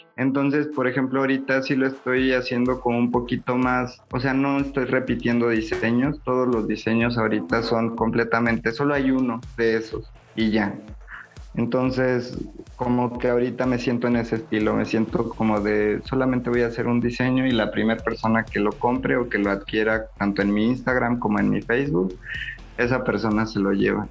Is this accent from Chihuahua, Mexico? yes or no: no; Guanajuato, Mexico; moved away as an adult; also born or lived in Puebla; regresar a Guanajuato, regresar a casa, a lo mejor si bien no a casa de mi mamá, pero tener un espacio más cerca de los míos